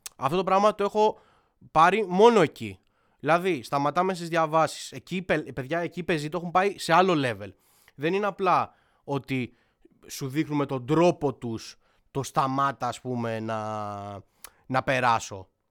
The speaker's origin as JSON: {"language": "Greek", "town": "Athens", "region": "Attica", "country": "Greece", "said": "εγώ είμαι Αθηναίος, έτσι, 100% ε, και εννοώ ρε παιδί μου ότι είμαι άνθρωπος της πόλης, της περιοχής μου."}